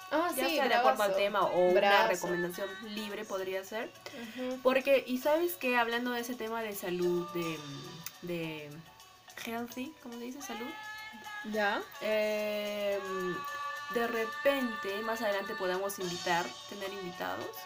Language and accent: Spanish; Arequipa, Peru; bueno, nací y crecí en Arequipa, somos arequipeñas al 100%.